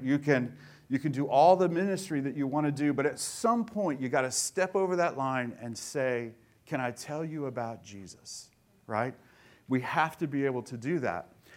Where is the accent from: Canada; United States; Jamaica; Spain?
United States; Tulsa, Oklahoma; I grew up in Tulsa